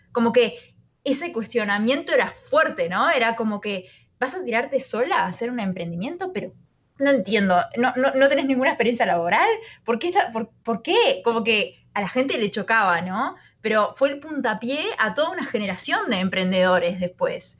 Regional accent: Uruguay; moved away as an adult; now in San Francisco, United States; yo me, crié en Uruguay, nací en Uruguay

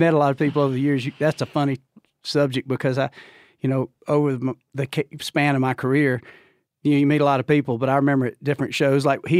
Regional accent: Georgia, United States; That you're looking at him right here. I'm from Georgia.

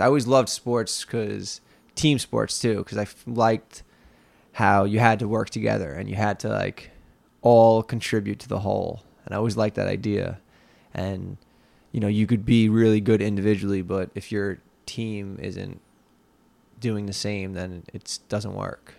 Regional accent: Long Island, New York, United States; I grew up in Leathertown, which is about About twenty minutes west of here, where we are right now in Lindenhurst.

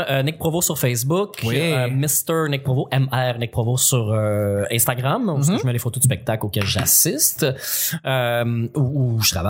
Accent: Lanaudière, Quebec, Canada; dans l'anneau d'hier. Ouais, dans, mon patelin natal, un petit peu plus loin que où j'habitais, mais euh, c'est pas trop loin de Montréal.

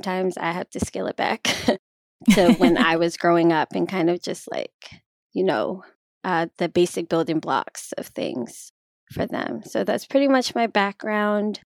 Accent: Baltimore, Maryland, United States; I'm from Baltimore, Maryland. I grew up dancing.

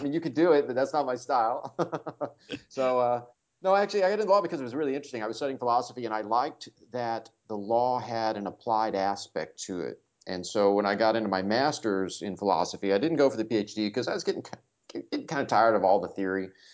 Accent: Kansas City, United States; I grew up around the Kansas City area.

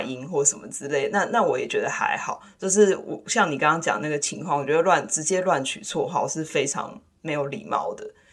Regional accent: Taiwan; now in United States; 我不是，我不是美国人，我是一个台湾人

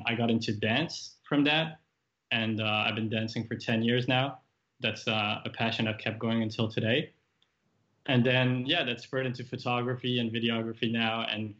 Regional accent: Paris, Île-de-France, France; English is a second language; also born or lived in Japan / Toronto, Canada; I'm French Japanese. But I grew up traveling the world, moving countries every 3 years, more or less. So I was born in Paris, moved to Japan 2 weeks after that, still a baby.

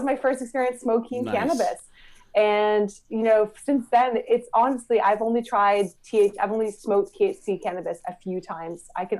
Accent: Myrtle Beach, South Carolina, United States; moved away; also born or lived in Canada / London, United Kingdom; I grew up in Myrtle Beach in South Carolina.

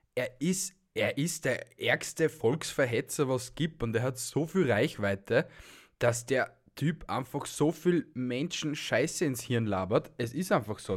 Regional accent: Austria; bei uns in Österreich

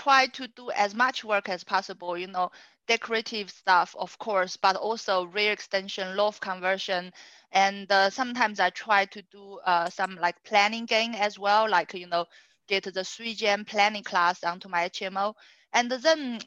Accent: China; now in Sutton, United Kingdom; I'm from China, and I live in Sutton.

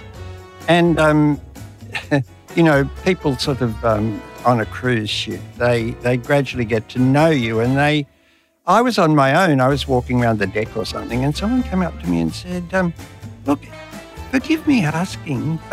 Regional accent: Sydney, New South Wales, Australia; also born or lived in Katoomba, New South Wales; left Katoomba and came to Sydney when I was seven

